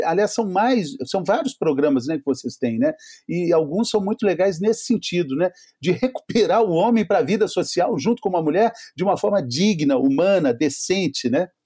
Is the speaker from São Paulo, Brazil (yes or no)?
no; Minas Gerais, Brazil; eu sou mineiro